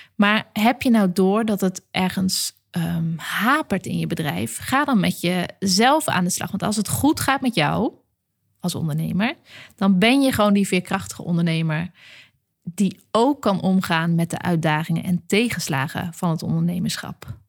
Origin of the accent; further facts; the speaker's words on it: Groningen, Netherlands; ik ben natuurlijk een uit de Groninger, Groninger klei getrokken filosoof